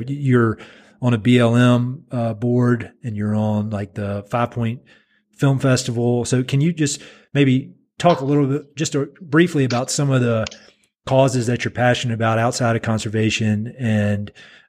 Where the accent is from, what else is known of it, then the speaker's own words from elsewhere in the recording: the South, United States; accent: southern; people, when they hear my southern accent, you know, that some of these ranchers, if they don't know me, is instant suspicion.